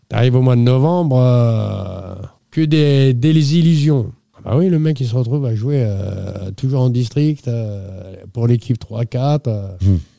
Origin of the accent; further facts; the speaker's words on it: Sartrouville, Île-de-France, France; c'est potentiel de jeunes qu'on a chez nous à Sartrouville